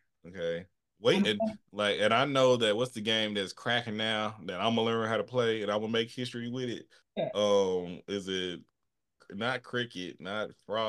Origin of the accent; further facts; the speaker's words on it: Texas, United States; I'm from Texas.